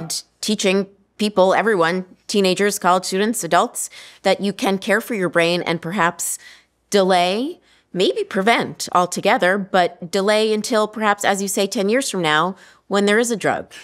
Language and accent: English; Central Florida, United States; I grew up in Central Florida